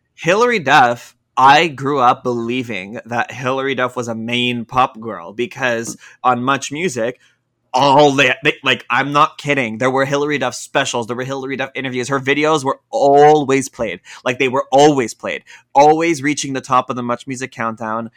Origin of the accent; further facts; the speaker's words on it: Toronto, Ontario, Canada; I'm from Toronto.